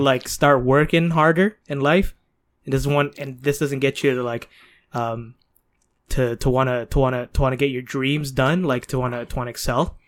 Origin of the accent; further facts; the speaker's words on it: Toronto, Ontario, Canada; We're Canadian born, Toronto raised